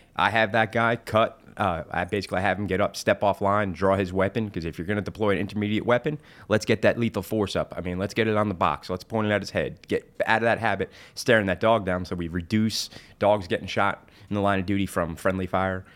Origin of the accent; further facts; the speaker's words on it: New Jersey, United States; now in South Carolina, United States; I'm originally from New Jersey